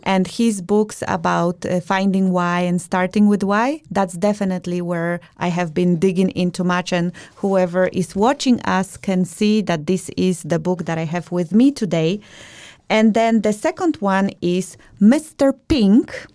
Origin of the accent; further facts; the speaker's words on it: Białystok, Podlaskie Voivodeship, Poland; moved away as an adult; now in Denmark; I am originally from Białystok, Poland. I have been living in Denmark for over ten years